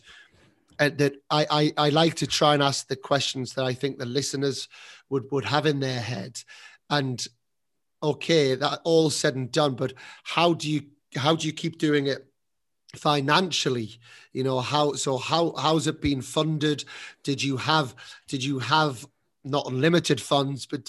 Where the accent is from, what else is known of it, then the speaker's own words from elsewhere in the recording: England, United Kingdom; moved away as an adult; now in Spain; I'm now setting up a tennis academy in Spain as an English person